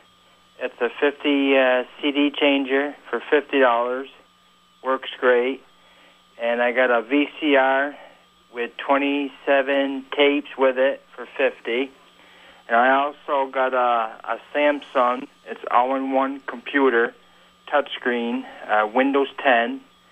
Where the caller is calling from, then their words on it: St. Albans, Vermont, United States; I'm calling from St. Albans.